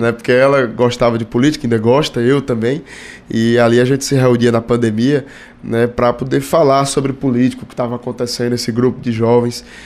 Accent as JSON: {"language": "Portuguese", "town": "Fortaleza", "region": "Ceará", "country": "Brazil", "tie": "born or raised there", "said": "para a cidade que nasci, Fortaleza"}